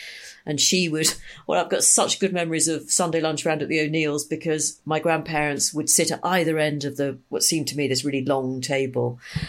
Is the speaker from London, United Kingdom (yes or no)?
no; Liverpool, North West England, United Kingdom; So I grew up in Liverpool